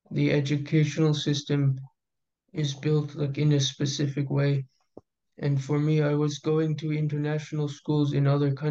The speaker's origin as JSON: {"language": "English", "town": "Houston", "region": "Texas", "country": "United States", "said": "is Ecuadorian and I'm American. I was born in Texas, Houston."}